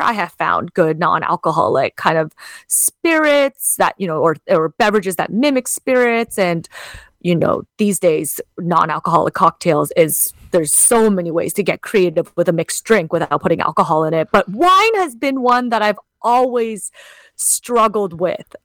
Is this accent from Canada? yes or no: yes; Canada; Canadian-born Chinese